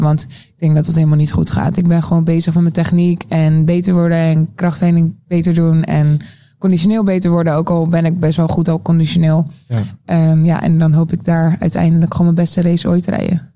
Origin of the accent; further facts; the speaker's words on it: South Holland, Netherlands; bij ons in Zuid-Holland.